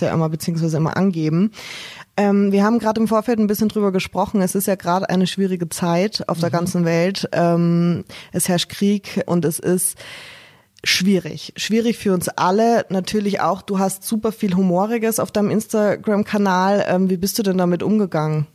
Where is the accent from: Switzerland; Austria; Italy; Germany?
Austria; moved away; ich bin gebürtige Österreicherin und ich war ähm, zu Weihnachten zu Hause natürlich